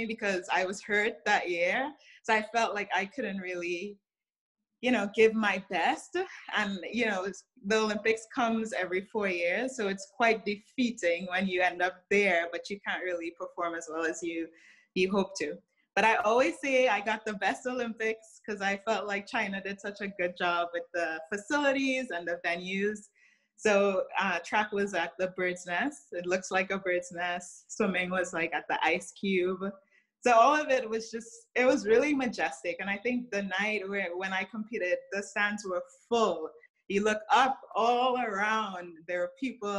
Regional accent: Trinidad & Tobago; moved away as an adult; now in United States; So I grew up in Trinidad, which is a small Caribbean island.

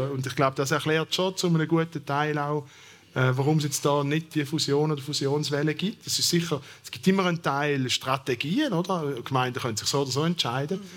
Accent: Thurgau, Switzerland; Das war nicht in Baselbier, wie Sie wahrscheinlich hören von meinem Dialekt her, sondern in der Ostschweiz, im im Thurgau.

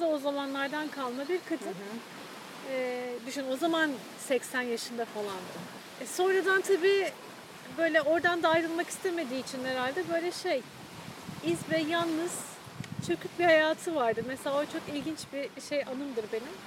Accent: Istanbul, Turkey; benim de çocukluğum Bakırköy'de geçti

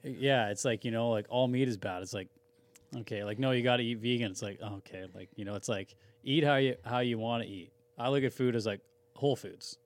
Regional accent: Langley, British Columbia, Canada; I grew up in Brookswood

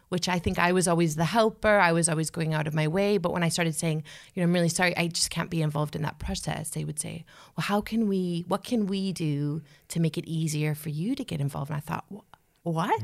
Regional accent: United States; I'm an American

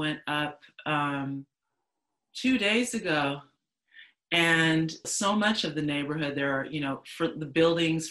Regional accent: Los Angeles, California, United States; I grew up in Baldwin Hills, so that's where my dad still is with my youngest sister

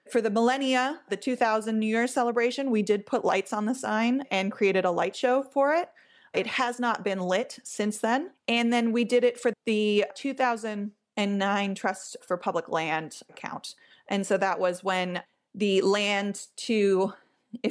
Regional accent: Los Angeles, California, United States; I grew up in Los Angeles

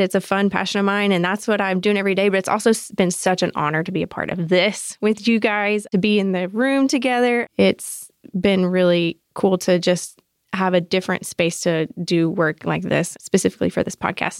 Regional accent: South Georgia, United States; moved away as an adult; also born or lived in Arkansas; now in Atlanta, United States; I was born in Arkansas, raised in South Georgia, but I've been in Atlanta for fifteen years now

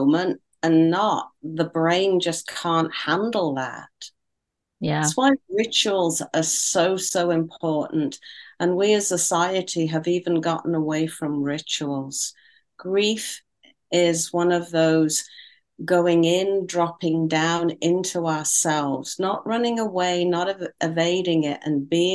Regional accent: United Kingdom; being a Brit

